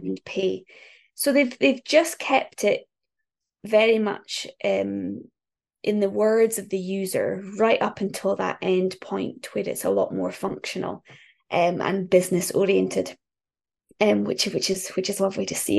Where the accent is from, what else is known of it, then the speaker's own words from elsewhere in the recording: just north of Aberdeen, northeast Scotland, United Kingdom; I am from northeast Scotland, um, just north of Aberdeen